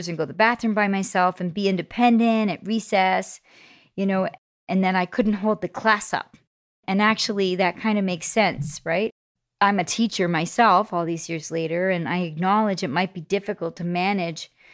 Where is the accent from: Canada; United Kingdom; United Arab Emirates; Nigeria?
Canada; Toronto, Ontario; I grew up in Scarborough, Ontario, on this great street called Coxworth Crescent